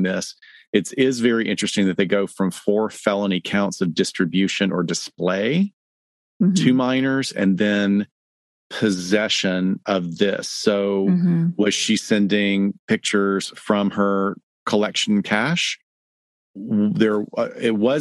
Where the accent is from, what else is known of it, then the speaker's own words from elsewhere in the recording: the South, United States; growing up in the South